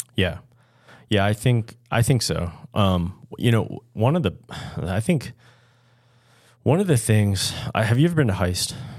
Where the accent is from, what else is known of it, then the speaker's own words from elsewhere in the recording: Washington County, Maryland, United States; I grew up in Washington County